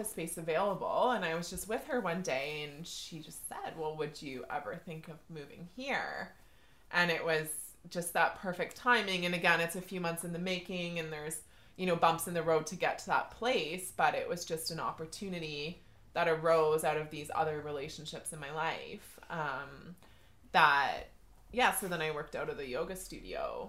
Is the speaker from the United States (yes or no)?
no; Deep River, Ontario, Canada; also born or lived in Toronto; now in Deep River, Canada; I grew up in Deep River